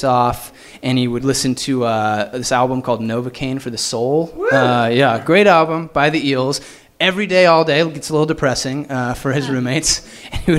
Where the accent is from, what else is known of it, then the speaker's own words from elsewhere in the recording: Fort Collins, Colorado, United States; moved away as an adult; now in Los Angeles, United States; I moved home to my hometown in Fort Collins, Colorado